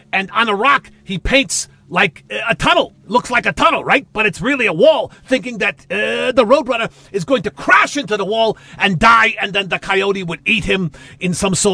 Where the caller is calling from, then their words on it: Las Vegas, Nevada, United States; I'm calling you from Las Vegas.